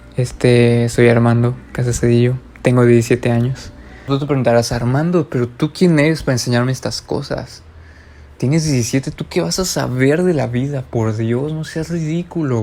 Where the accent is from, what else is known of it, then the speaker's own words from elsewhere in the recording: Mexico; aquí en mi país, México